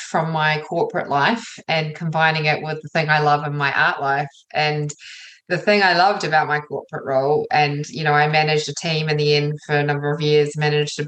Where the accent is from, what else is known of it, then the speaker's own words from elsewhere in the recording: New Zealand; also born or lived in England / London; I was born in England, moved here when I was just before I was one. So I've lived most of my life in New Zealand.